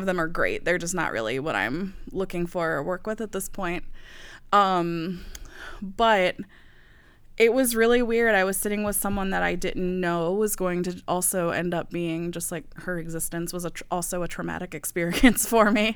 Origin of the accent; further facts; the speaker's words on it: the South, United States; moved away; also born or lived in the Midwest; growing up in the South